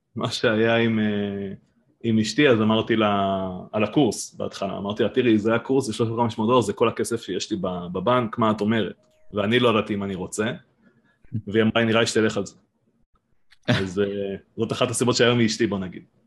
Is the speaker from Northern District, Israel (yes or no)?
yes; Giv'at Ela, Northern District, Israel; moved away as an adult; now in Kibbutz Mahanayim, Israel; אני במקור מגבעת אלה, מעמק יזרעאל, ואשתי מביריה